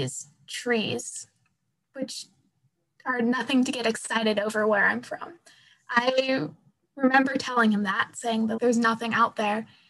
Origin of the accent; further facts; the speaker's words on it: Pacific Northwest, United States; I'm from the Pacific Northwest, so trees are kind of just a fact of life